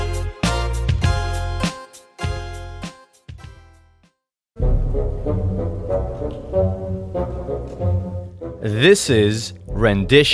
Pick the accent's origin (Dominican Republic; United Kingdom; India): Dominican Republic; As a kid growing up in the Dominican Republic